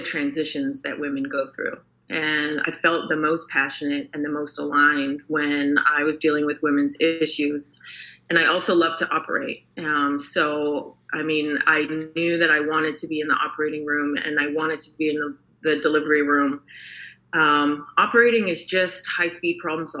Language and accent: English; Canada; moved away as an adult; now in Houston, United States; I'm Canadian, and a transplant to Houston for the past 5 years